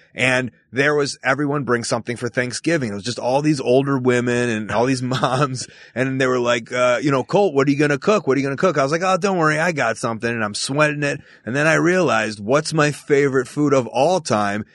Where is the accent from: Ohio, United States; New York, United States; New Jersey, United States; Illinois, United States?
Illinois, United States; Chicago; I grew up in Chicago, Illinois, to a Jewish family in the suburbs of Chicago.